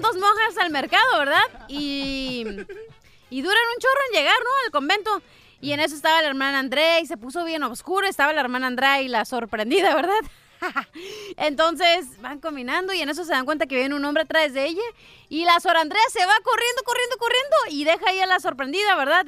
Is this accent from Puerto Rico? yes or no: no; Mexico; Yo soy mexicana